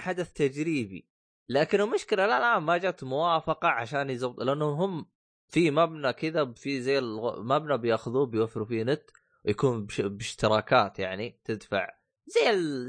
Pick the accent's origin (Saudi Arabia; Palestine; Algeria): Saudi Arabia